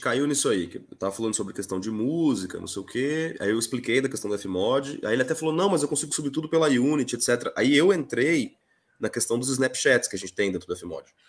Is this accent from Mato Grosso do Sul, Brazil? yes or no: yes; interior of Mato Grosso do Sul, Brazil; Sou do interior do Mato Grosso do Sul, esse estado maravilhoso